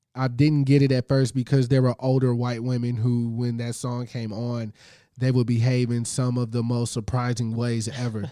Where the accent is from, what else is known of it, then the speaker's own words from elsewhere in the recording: the South, United States; I'm from the South